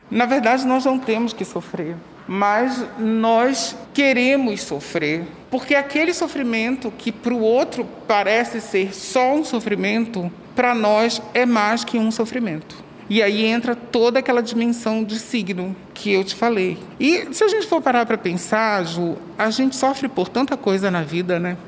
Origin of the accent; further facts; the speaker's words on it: Belém, Pará, Brazil; sou paraense, nascido e criado em Belém